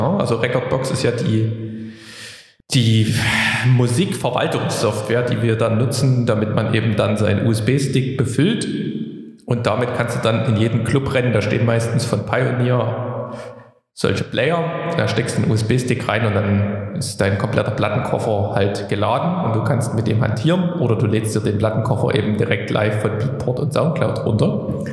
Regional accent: Plauen, Saxony, Germany; now in Dresden, Germany; meine Heimat Plauen

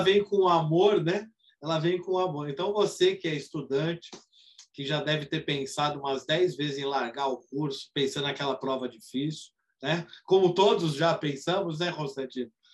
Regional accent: Brazil; a gente é brasileiro

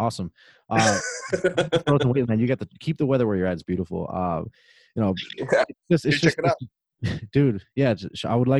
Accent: Miami, Florida, United States; now in Indiana, United States; live in Indiana, everything connects. You know, you got Chicago, you got Indianapolis, yeah. You got Detroit. I'm like in the center of all. And by the way, I'm from Miami, Florida.

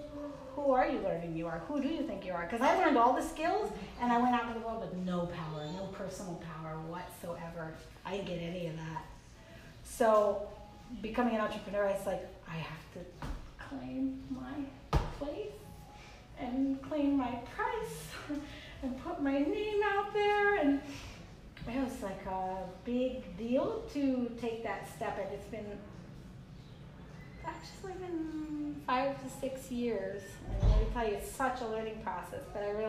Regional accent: Mexico; born there; And also I was born in Mexico because my father went to medical school in Mexico because he couldn't afford to go to school here.

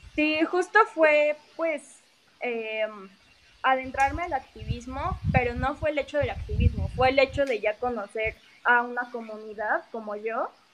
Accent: Mexico City, Mexico; soy de la Ciudad de México

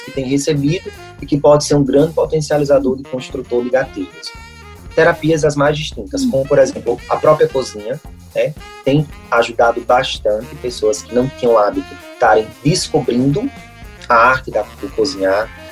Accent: Brazil; nós brasileiros

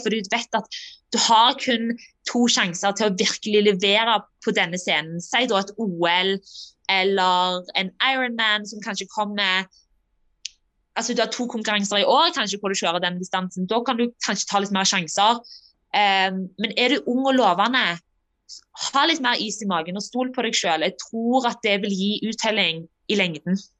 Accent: Norway; moved away; also born or lived in Denmark; når jeg var hjemme i Norge som junior

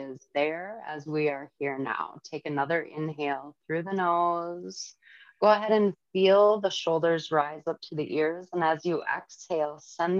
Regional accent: St. Michael, Minnesota, United States; now in Little Falls, United States; I grew up in St. Michael

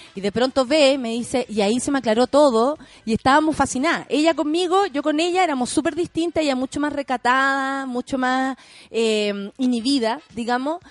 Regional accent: Chile; En mi país a las mujeres tanto, o en mi país no hay ley de aborto

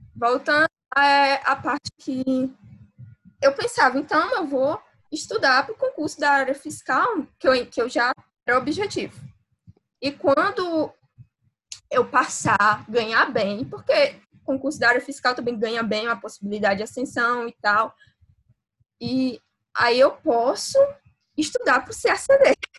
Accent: interior of Ceará, Brazil; eu sou do interior do Ceará

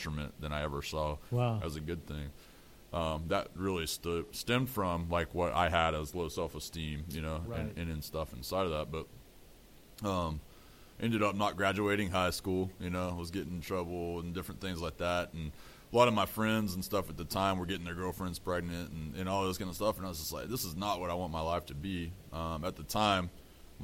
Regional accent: Amarillo, Texas, United States; I grew up in Amarillo, Texas, Panhandle

